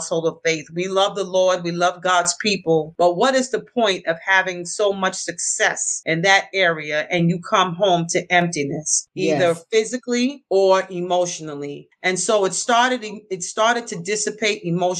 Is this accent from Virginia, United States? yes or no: no; New York City, New York, United States; also born or lived in Westchester County, New York / Freeport, Long Island; I was born and raised in the Bronx.